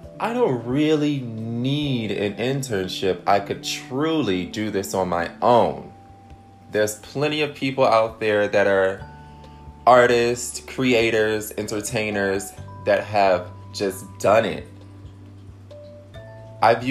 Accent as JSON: {"language": "English", "town": "Detroit", "region": "Michigan", "country": "United States", "said": "I'm from Detroit."}